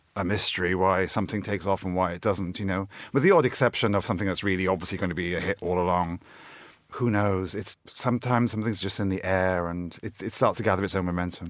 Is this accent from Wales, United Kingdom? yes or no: yes; South Wales, United Kingdom; moved away as an adult; now in London, United Kingdom; I'm from South Wales originally. That's where I grew up and have lived in London most of my adult life